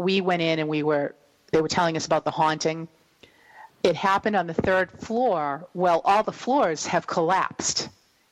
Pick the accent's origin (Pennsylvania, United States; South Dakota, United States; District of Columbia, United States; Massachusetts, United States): Massachusetts, United States; East Bridgewater; I come from East Bridgewater